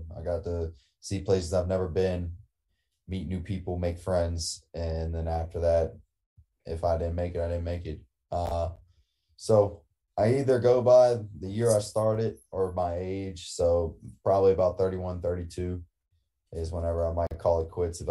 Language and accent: English; Louisiana, United States; I'm from Louisiana.